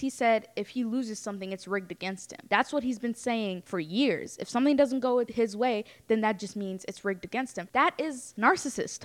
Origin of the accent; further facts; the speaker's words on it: Ethiopia; now in United States; I'm from Ethiopia.